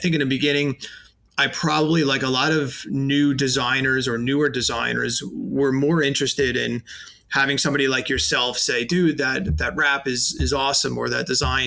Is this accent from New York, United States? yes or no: yes; New York City, New York, United States; accent: New York; I knocked on every sign company door in Staten Island